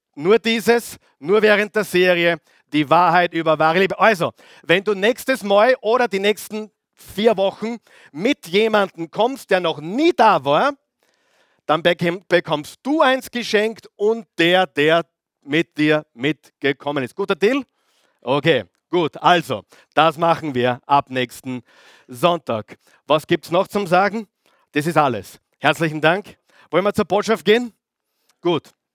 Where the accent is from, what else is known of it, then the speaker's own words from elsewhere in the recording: Austria; Bei uns in Österreich